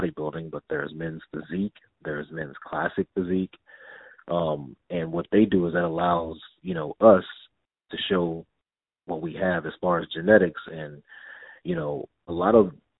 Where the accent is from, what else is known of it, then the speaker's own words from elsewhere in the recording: Denton, Texas, United States; I'm a young little black kid from Denton, Texas.